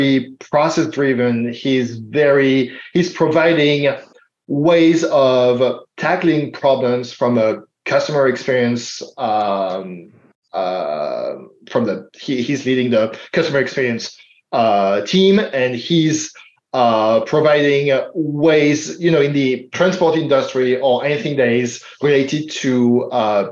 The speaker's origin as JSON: {"language": "English", "town": "Paris", "region": "Île-de-France", "country": "France", "tie": "born or raised there", "second_language": "English", "moved": "yes", "lives_now": "Portland, United States", "said": "I'm a first-gen immigrant. As you can tell from my accent, I'm not American. I was born in France."}